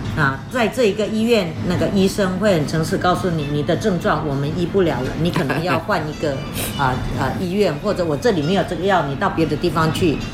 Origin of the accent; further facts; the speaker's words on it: Taiwan; also born or lived in Eswatini; 就我们台湾话叫做